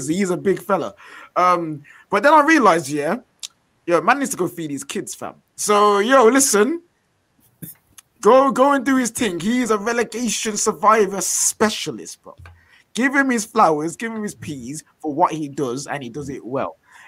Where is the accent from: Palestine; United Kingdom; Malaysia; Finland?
United Kingdom; Bromley, London; I'm from Bromley, so I love the West Midlands so much.